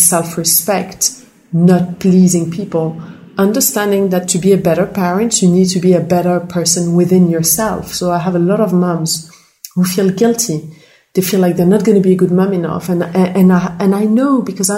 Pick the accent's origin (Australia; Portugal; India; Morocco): Morocco; I grew up in Morocco